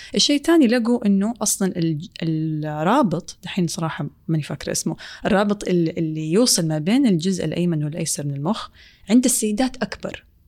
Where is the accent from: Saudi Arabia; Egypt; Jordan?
Saudi Arabia; في مجتمعنا السعودية